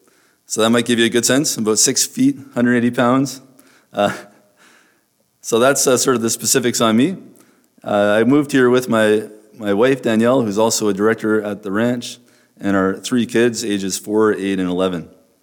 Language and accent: English; the Maritimes, Nova Scotia, Canada; now in Manitoba, Canada; I am from the Maritimes and I like fishing and water and things like